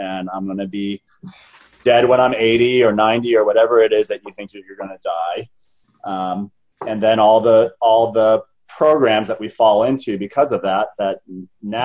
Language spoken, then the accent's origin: English; Tucson, Arizona, United States; I was born in Arizona here. I grew up in a city called Tucson, Arizona